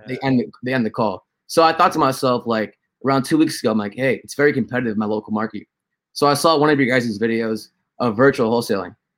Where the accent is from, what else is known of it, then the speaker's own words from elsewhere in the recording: SoCal, California, United States; also born or lived in New York; I'm born in New York, but raised in SoCal